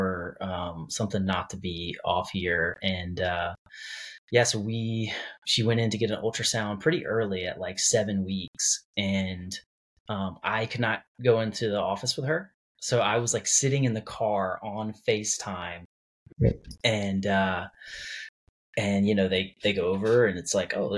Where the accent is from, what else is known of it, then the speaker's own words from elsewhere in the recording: North Carolina, United States; moved away as an adult; also born or lived in Whiteville, North Carolina / Gainesville, Florida; moved back to my home state and moved to Durham, North Carolina